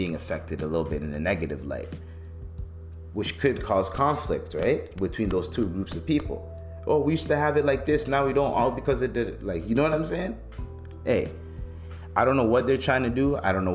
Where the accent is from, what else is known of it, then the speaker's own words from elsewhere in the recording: Canada; growing up in Canada